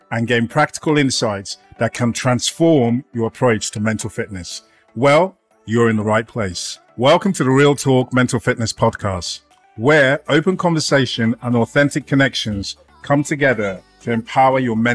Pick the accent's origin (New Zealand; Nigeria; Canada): Nigeria; also born or lived in United Kingdom; now in United States; Growing up, I'm from Nigeria. I lived in the UK.